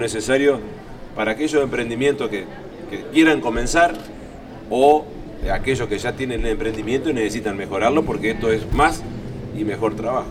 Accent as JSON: {"language": "Spanish", "town": "Concordia", "region": "Entre Ríos", "country": "Argentina", "said": "yo soy de Concordia eh, y represento también a, la ciudad de Concordia"}